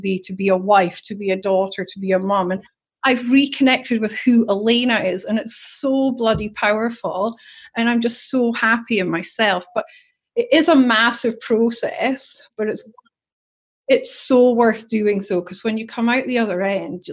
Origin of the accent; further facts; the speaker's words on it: Scotland, United Kingdom; moved away as an adult; now in Australia; next week it'll be 10 years since I moved to Australia, because I'm obviously originally from Scotland.